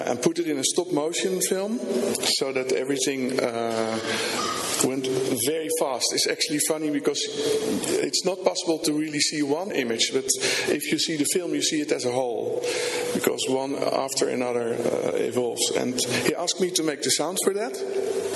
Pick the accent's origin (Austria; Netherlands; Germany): Netherlands; Rotterdam, South Holland; I'm from Rotterdam, Netherlands